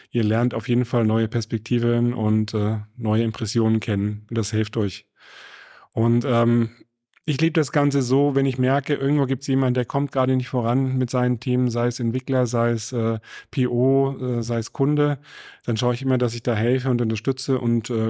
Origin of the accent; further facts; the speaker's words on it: Nuremberg, Bavaria, Germany; born there; Ich bin gebürtiger Nürnberger, also ich, ich kenne die Gegend recht gut.